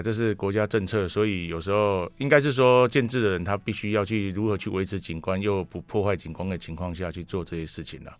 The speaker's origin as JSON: {"language": "Chinese", "town": "Chishang", "region": "Taitung County", "country": "Taiwan", "said": "我是来自池上的"}